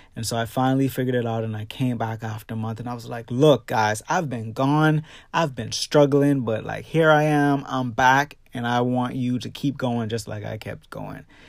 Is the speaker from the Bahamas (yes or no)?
yes; Bahamas; my hometown of the Bahamas